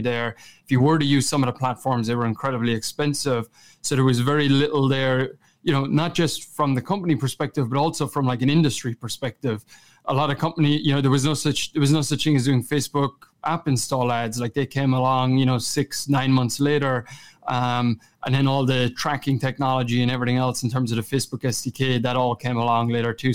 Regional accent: Kerry, Munster, Ireland; accent: Kerry; moved away as an adult; also born or lived in Boston; my Kerry accent

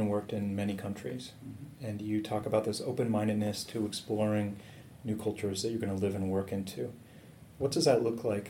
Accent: United States; I'm an American

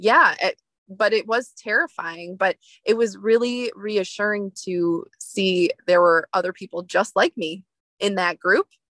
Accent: outside of the Detroit area, downstate Michigan, United States; moved away as an adult; now in Traverse City, United States; I grew up in downstate Michigan. So outside of the Detroit area, in 2011, I moved to Northern Michigan

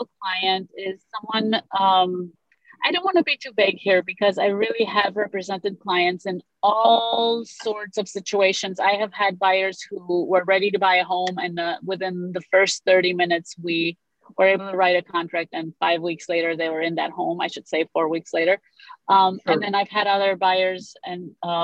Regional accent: Romania; first language Romanian; English is a second language; also born or lived in Oak Park; now in United States; so I speak Romanian. That's my native language. I'm from Romania. I was born there, and I moved here in 1987 with my family.

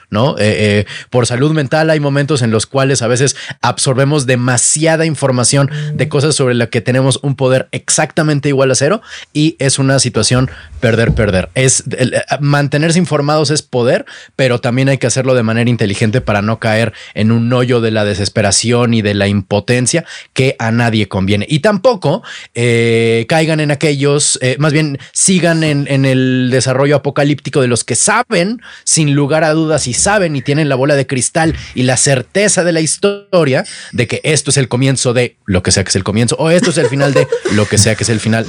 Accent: Mexico; nosotros como mexicanos, más bien a nosotros en México

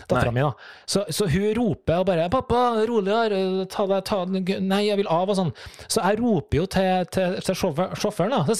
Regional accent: Trøndelag, Norway; Du, jeg er jo trønder, så det, det, det former jo farget mitt. Men jeg har blitt ganske utvaska.

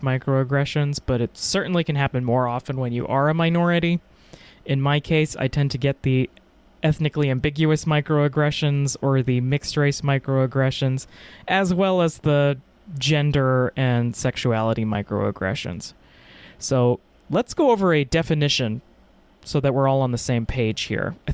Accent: Texas, United States; I'm from Texas.

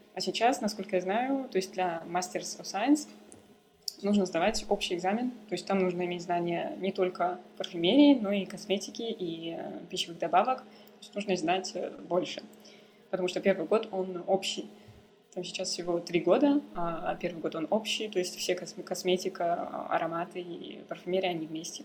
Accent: Kazakhstan; moved away as an adult; also born or lived in Vancouver, Canada / Paris, France; now in Berlin, Germany; я дочь казахских степей. А, я при, приезжаю, приехала из Казахстана

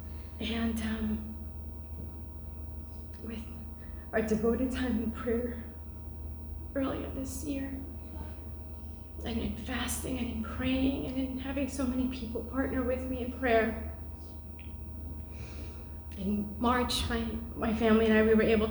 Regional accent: New York City, New York, United States; I grew up in New York City, and I grew up in a family that were not believers.

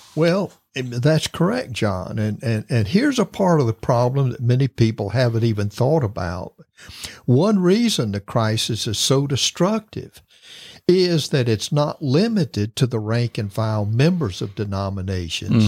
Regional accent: Florida, United States; I'm from Florida and I've lived through many hurricanes

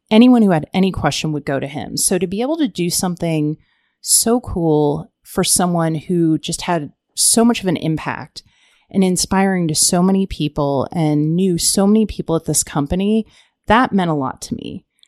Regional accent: Ohio, United States; moved away as an adult; also born or lived in Arizona; I'm from Ohio, moved out to Arizona

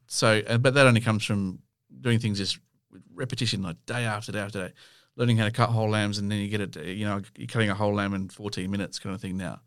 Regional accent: Australia; we come from Australia

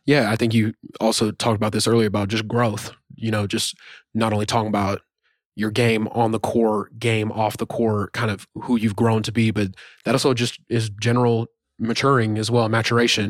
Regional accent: Norman, Oklahoma, United States; moved away as an adult; also born or lived in Pomona, California; we're obviously from Norman.

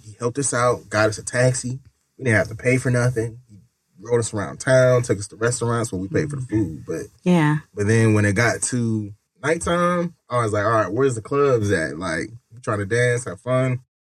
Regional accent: Waukegan, Illinois, United States; moved away; So I'm originally from Waukegan, Illinois. It's like 40 minutes from Chicago. Like, I'm between Chicago and Milwaukee. So I'm like right on the border.

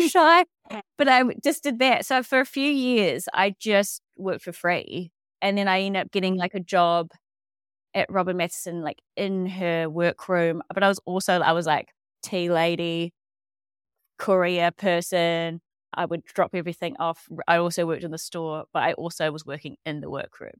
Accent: Dunedin, Otago, New Zealand; moved away as an adult; also born or lived in Australia; I am from Dunedin and grew up here on a s, little kind of lifestyle farm just around the bay

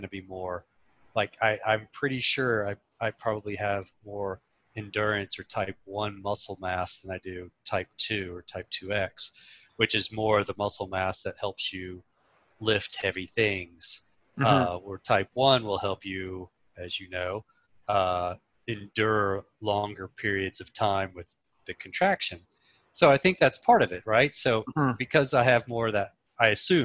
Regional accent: Southeast, United States; moved away; I grew up in Southeast

